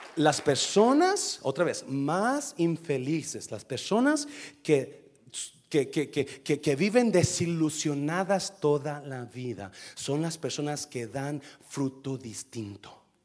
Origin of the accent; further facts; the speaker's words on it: coast of Nayarit, Mexico; also born or lived in Guanajuato; Yo crecí en la costa de Nayarit. Nací en Guanajuato, pero crecí en Nayarit.